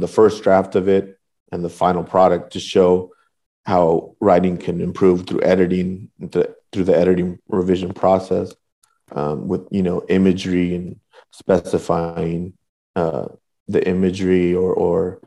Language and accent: English; Northern Orange County, California, United States; also born or lived in Southeast Los Angeles; I grew up in Northern Orange County, which is like a working class section of Orange County. And I would go back and forth between Northern Orange County and Southeast